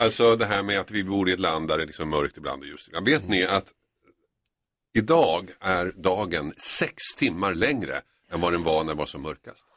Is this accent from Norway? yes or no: no; Finland; jag är ju från Finland